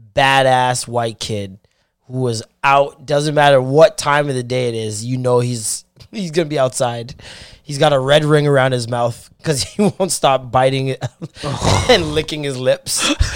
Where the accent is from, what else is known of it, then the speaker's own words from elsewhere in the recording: Ontario, Canada; people in Canada, outside of Ontario, talk about us like we're American.